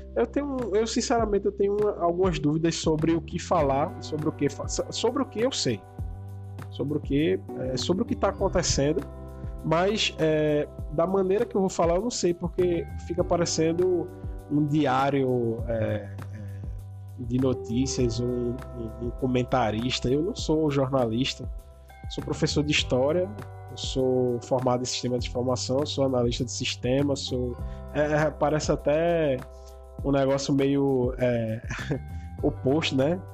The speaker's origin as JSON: {"language": "Portuguese", "town": "Vitória de Santo Antão", "region": "Pernambuco", "country": "Brazil", "said": "Eu sou de Vitória de Santo Antônio, que fica mais ou menos aí uns 50 quilômetros da, de Recife"}